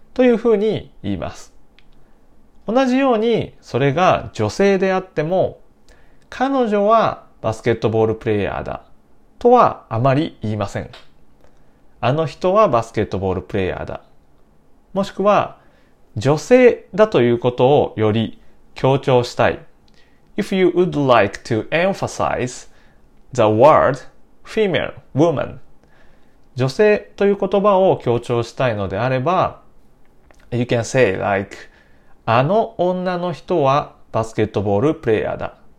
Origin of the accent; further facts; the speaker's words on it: Nara, Japan; 私の出身は奈良県です